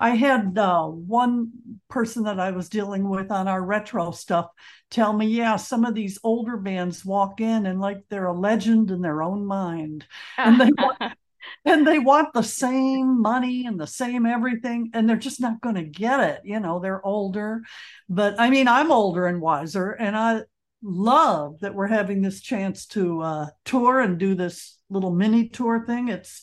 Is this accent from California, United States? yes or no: no; Detroit, Michigan, United States; growing up in Detroit